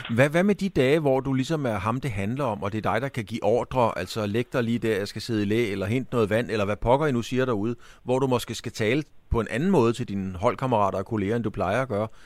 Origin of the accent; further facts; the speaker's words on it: Bornholm, Capital Region of Denmark, Denmark; jeg er jo fra Bornholm